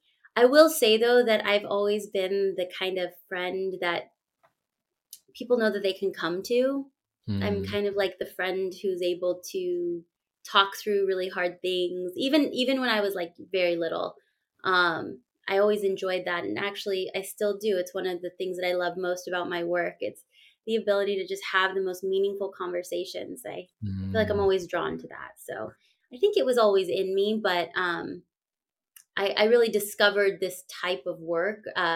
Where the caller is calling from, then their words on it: California, United States; I am joining you from California. Right now I'm in my home. This is also my office. I work virtually and I split my time between Northern California and Southern. Right now I'm in Northern California.